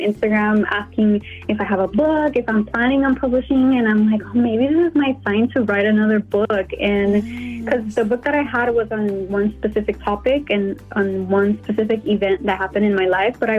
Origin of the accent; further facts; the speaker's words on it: Tijuana, Baja California, Mexico; moved away as an adult; also born or lived in San Diego / San Francisco; So I was born in San Diego, and then right after I was born, I came back to Tijuana, and that's where I lived my whole life for 18 years until I moved to San Francisco for college.